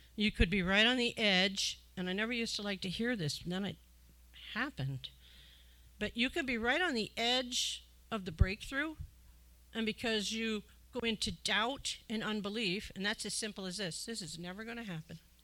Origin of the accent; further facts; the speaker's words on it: Illinois, United States; moved away; I'm from Illinois originally, so I know about the farmers